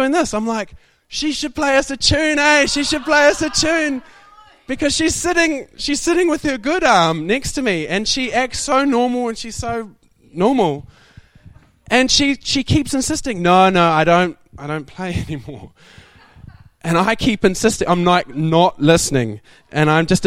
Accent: New Zealand; I'm from New Zealand.

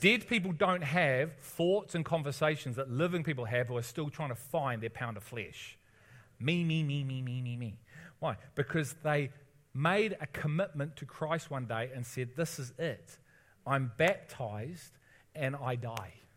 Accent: Liverpool, North West England, United Kingdom; I'm from Liverpool

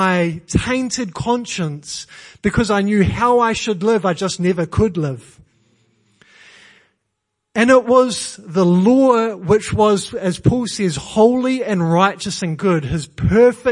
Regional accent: New Zealand; now in England; I'm Kiwi.

